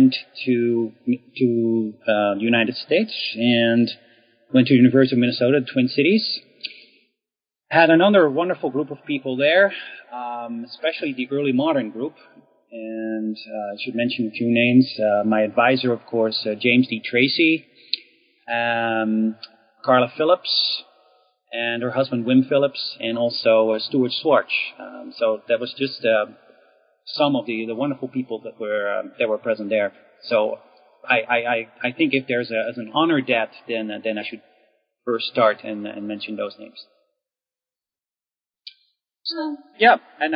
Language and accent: English; Netherlands; moved away; I was born in the Netherlands, so I got my initial education there